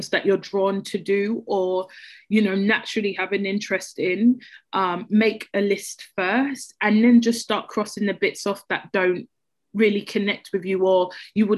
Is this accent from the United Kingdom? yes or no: yes; London, United Kingdom; I grew up in Peckham